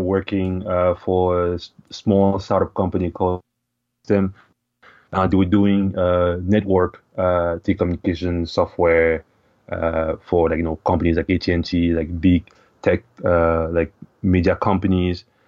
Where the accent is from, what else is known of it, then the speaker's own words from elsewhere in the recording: Cameroon; moved away as an adult; also born or lived in Ottawa, Canada; now in Canada; I was born and raised in Cameroon, which is, uh, in Central Africa